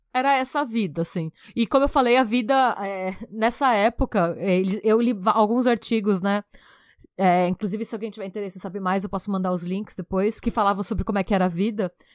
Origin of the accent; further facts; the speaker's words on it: Brazil; a gente enquanto brasileiro